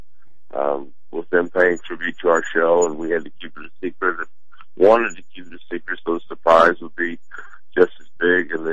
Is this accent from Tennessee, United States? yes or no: yes; Chattanooga, Tennessee, United States; I'm from Chattanooga, born and raised in Chattanooga, Tennessee